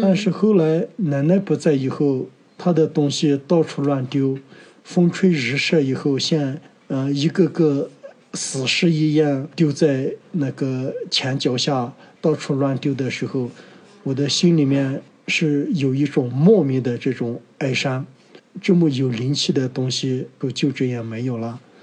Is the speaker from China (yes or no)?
yes; Yunnan, China; 我是土生土长的泸沽湖摩梭人